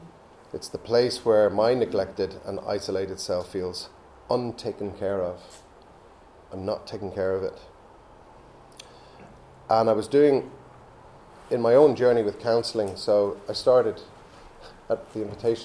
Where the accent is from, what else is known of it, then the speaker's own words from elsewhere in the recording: Belgium; also born or lived in England; But I wasn't born in France, I was born in England. And I was confused, even at the age of 2, about where I was from. My parents had met here, had me here. Now they were back in Belgium